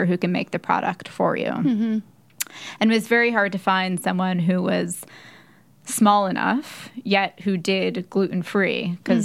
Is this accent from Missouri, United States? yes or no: no; Philadelphia, Pennsylvania, United States; moved away as an adult; now in New York, United States; I'm from Philadelphia. So I actually found one in Philadelphia where my mom is. And I had a couple of friends from high school